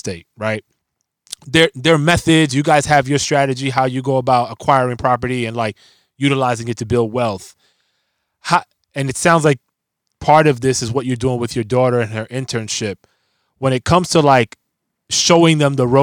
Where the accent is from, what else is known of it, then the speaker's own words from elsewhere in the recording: New York City, New York, United States; I'm a kid from the Bronx